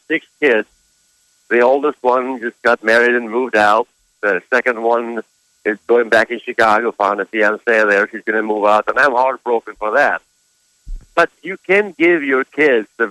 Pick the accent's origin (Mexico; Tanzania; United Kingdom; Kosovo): Kosovo; moved away; I'm from Kosovo